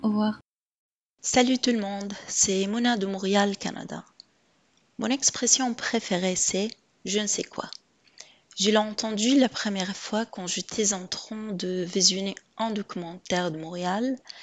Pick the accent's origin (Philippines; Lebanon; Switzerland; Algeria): Philippines; French is a second language; je viens des Philippines